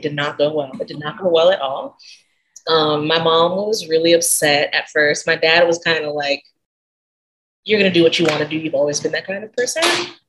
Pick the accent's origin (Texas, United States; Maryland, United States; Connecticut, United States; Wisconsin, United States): Maryland, United States; moved away as an adult; now in Richmond, United States; I'm from Maryland originally. I currently reside in Richmond, Virginia. I went to college here, and after that, I went to culinary school back home. And I moved back here literally exactly 9 years to the day that I left.